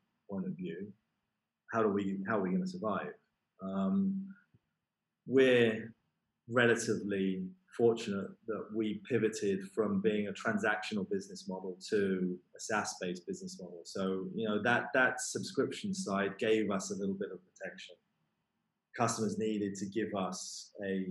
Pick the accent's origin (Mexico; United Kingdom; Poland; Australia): United Kingdom; London; I'm from London